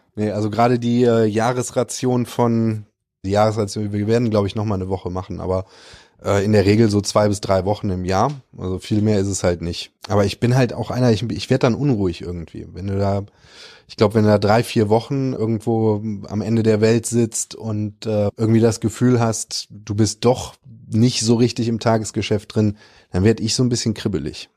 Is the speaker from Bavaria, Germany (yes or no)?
no; Cologne, North Rhine-Westphalia, Germany; also born or lived in Dormagen / Australia; für mich ist Köln halt meine Heimat